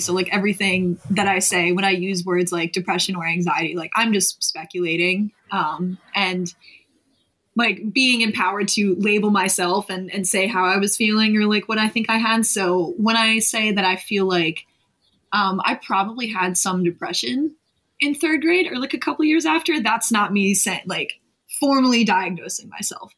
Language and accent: English; Delaware County, Pennsylvania, United States; moved away as an adult; also born or lived in West Chester, Pennsylvania; now in Philadelphia, United States; I came from Delco, or I'll just say Delaware County uh, in Pennsylvania